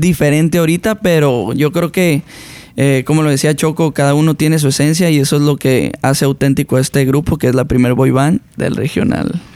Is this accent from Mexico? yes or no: yes; Sinaloa, Mexico; yo soy una persona de Sinaloa, donde es como la raíz de la banda